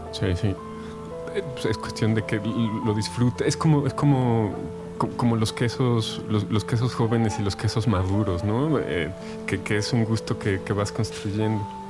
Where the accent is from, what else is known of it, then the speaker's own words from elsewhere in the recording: Mexico; como mexicanos del siglo XXI